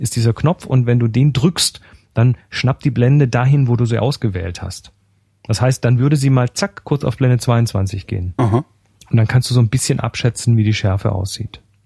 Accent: Germany; bei uns in Deutschland

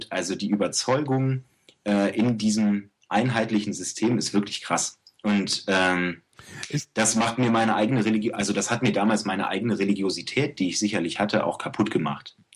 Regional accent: Germany; ja, ich bin Deutscher und ich möchte gerne Ägyptisch lernen

